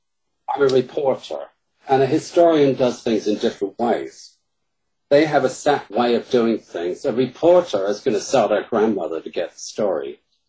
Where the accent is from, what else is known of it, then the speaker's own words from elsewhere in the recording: United Kingdom; accent: British; now in Chicago, United States; And my British accent in Chicago works wonders.